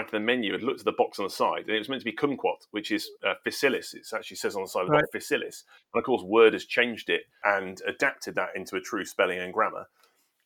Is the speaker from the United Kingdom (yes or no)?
yes; England, United Kingdom; I am British, English